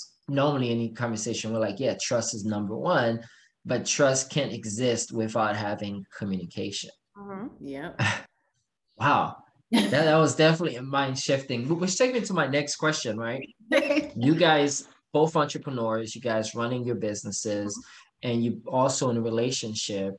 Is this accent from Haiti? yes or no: yes; Haiti; moved away; I grew up in Haiti